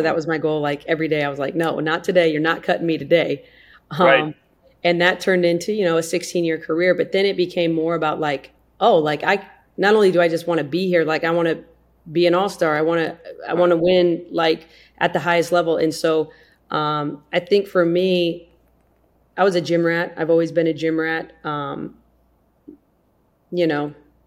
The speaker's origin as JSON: {"language": "English", "region": "South Dakota", "country": "United States", "tie": "born or raised there", "said": "I grew up in South Dakota."}